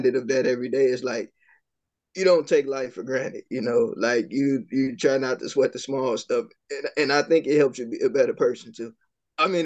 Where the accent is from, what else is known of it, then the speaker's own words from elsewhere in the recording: Chicago, Illinois, United States; I grew up in Chicago